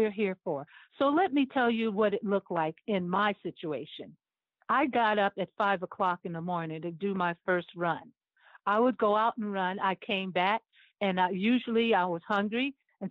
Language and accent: English; Cleveland, Ohio, United States; I'm from Cleveland, Ohio. And, you know, that's where I was born and raised